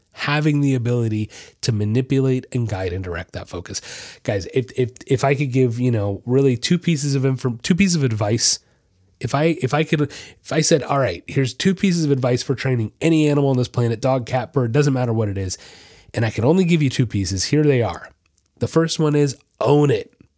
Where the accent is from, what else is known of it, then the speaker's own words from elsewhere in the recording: Florida, United States; I'm from Florida